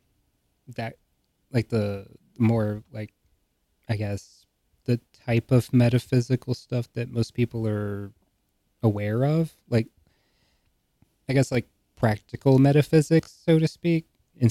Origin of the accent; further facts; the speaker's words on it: rural North Carolina, United States; rural North Carolina